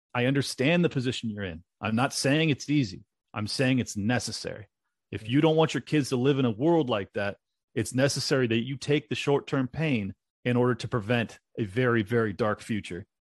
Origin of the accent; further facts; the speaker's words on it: California, United States; moved away as an adult; now in Miami, United States; it's my home state. I spent over 35 years there. I, I absolutely love San Diego and the Southern California area